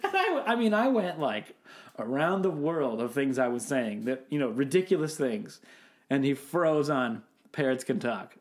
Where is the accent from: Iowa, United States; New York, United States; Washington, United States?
Washington, United States; Seattle; I'm from Seattle